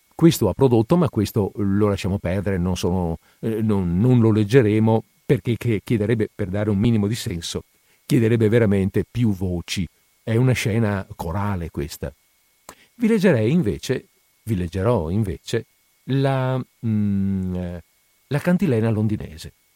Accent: Padua, Veneto, Italy; Noi padovani, io sono padovano, noi padovani quelle tronche non le conosciamo

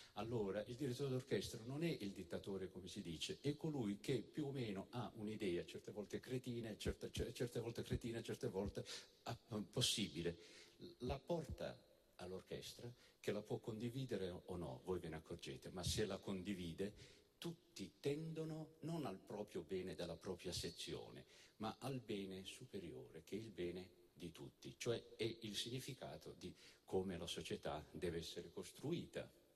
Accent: Apulia, Italy; also born or lived in Naples / Molfetta; io sono un ragazzo nato in, a Napoli e cresciuto in Puglia

